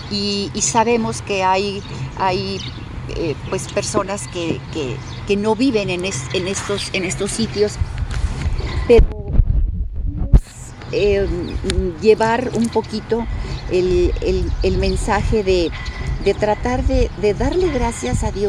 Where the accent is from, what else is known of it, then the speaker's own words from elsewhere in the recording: Tamazula de Gordiano, Jalisco, Mexico; also born or lived in Mexico City; now in Querétaro, Mexico; nosotros eh, somos de Jalisco, la familia es de, Jalisco, de un, un, lugar bellísimo, que es Tamazula de Gordiano, Jalisco, que es en el sur. Y vivimos, por, por supuesto, en la Ciudad de México. ahí hice la carrera pero vivo en Querétaro orgullosamente